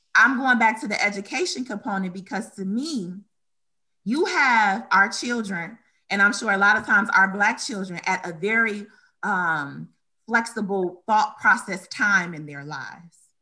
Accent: Detroit, Michigan, United States; also born or lived in Romulus, Michigan; I was born and raised in Detroit, Michigan

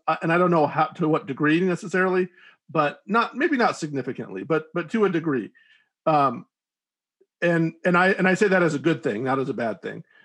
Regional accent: United States; as an American who's used to watching, you know, American action films

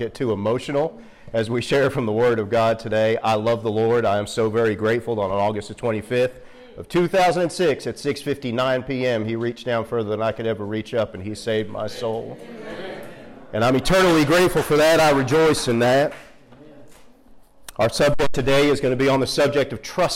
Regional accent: Philadelphia, Pennsylvania, United States; moved away as an adult; now in Western North Carolina, United States; I grew up right outside of West Philly

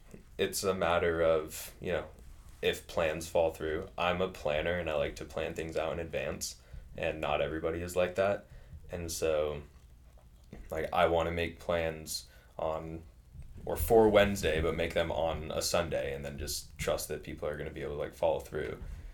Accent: California, United States; And, like, growing up in California, you have to take into account traffic and everything.

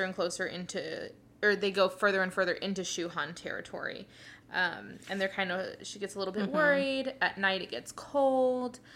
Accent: South Texas, United States; I grew up in South Texas, mostly Hispanic, and I grew up learning Spanish and English at the same time

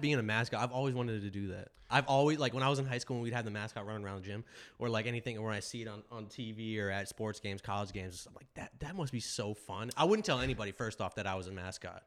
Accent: Deerfield Beach, Florida, United States; also born or lived in upstate New York; I grew up mostly in Florida, middle school and high school

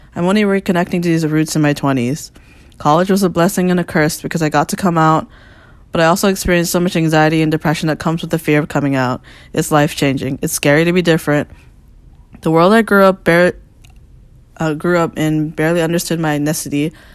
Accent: Falls Church, Virginia, United States; moved away as an adult; also born or lived in Washington, D.C. / Maryland; now in Brooklyn, New York, United States; I am from Falls Church, Virginia, but currently located in Brooklyn, New York.

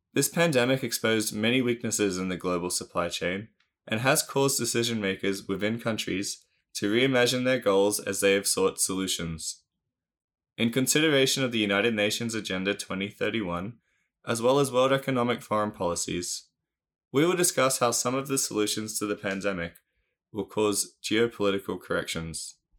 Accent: Australia; my home country of Australia

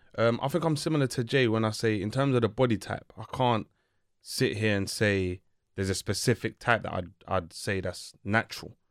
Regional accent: Uganda; we're from Uganda

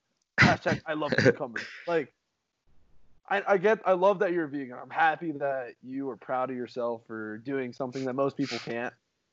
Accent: El Paso, Texas, United States; I'm from El Paso, Texas.

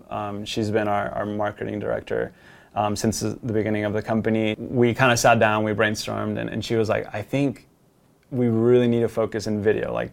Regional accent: Colombia; We are from Colombia. We're there in the farms.

